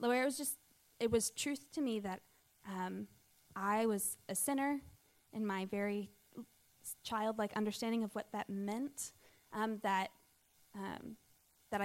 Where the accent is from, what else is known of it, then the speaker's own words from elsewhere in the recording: Pittsburgh, Pennsylvania, United States; moved away as an adult; I grew up in Pittsburgh, go Steelers, and I grew up in a Christian home